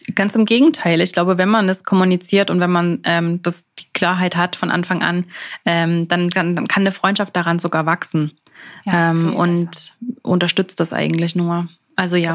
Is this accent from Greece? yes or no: no; Germany; moved away as an adult; now in Switzerland; ich natürlich jetzt hier als Deutsche komme